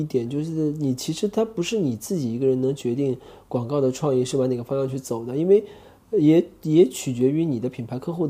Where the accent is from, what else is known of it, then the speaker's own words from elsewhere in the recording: China; born there; 因为我觉得我们作为在中国这片土地上出生的孩子，我们从小的价值观的培养的养成是做不到那种程度去的。